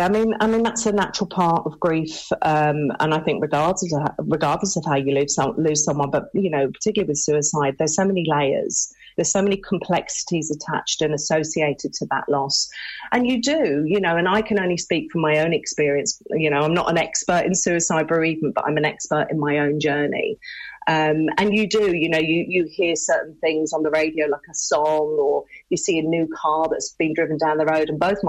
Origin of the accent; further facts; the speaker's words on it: United Kingdom; now in Ireland; I was born and raised in the UK, but my family are Irish, hence my reason for being here in County Limerick.